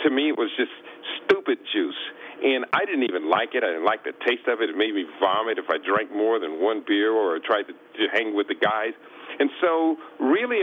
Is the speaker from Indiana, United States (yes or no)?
no; Columbus, Ohio, United States; I was born in Columbus, Ohio. At the age of 5, our family moved out into the countryside